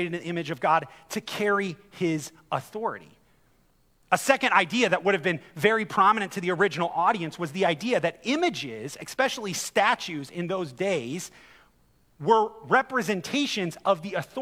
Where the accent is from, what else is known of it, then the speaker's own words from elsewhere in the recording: United States; I grew up in America